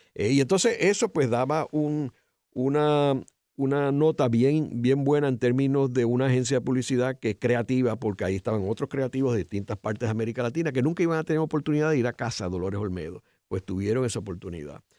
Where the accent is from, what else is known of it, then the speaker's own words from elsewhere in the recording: Puerto Rico; nosotros tres pues somos puertorriqueños